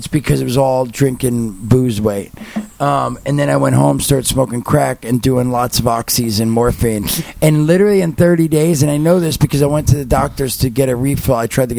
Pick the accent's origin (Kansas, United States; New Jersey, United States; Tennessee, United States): New Jersey, United States; I'm from Jersey